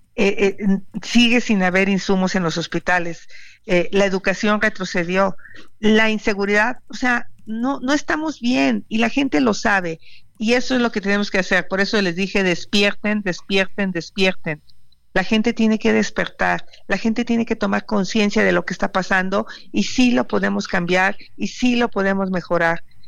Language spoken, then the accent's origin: Spanish; Hidalgo, Mexico; moved away; allá de mi pueblo, de Pachuca